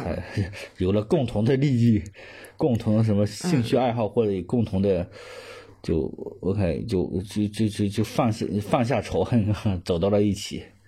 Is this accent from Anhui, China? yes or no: no; Hunan, China; moved away as an adult; now in Guangzhou, China; 湖南也是偏南方，又，特别是我们当地